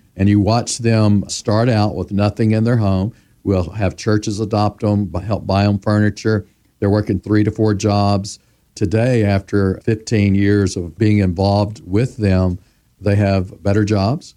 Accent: Memphis, Tennessee, United States; I was born in Memphis, Tennessee. I was eleven years old when Doctor Martin Luther King Junior was assassinated

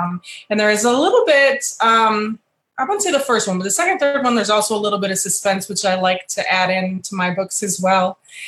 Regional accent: Michigan, United States; moved away as an adult; also born or lived in Texas; I'm originally from Michigan, but I also grew up a little bit in Texas and in Michigan. So my mother was military as well. So a little bit of both there. And then I left in 96 for the military

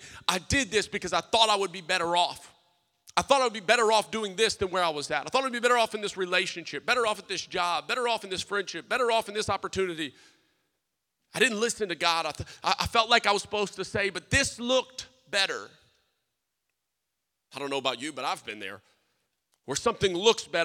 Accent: South Louisiana, United States; I'm a Cajun. I'm from South Louisiana. We didn't have sushi

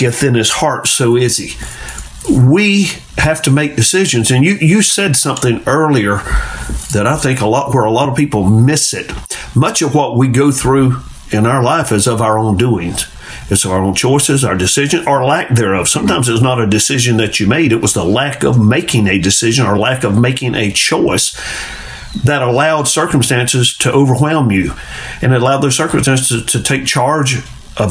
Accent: Carrabelle, Florida, United States; growing up in Carrabelle

